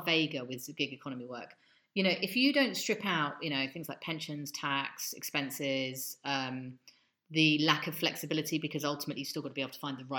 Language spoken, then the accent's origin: English; London, United Kingdom; moved away; I grew up in London.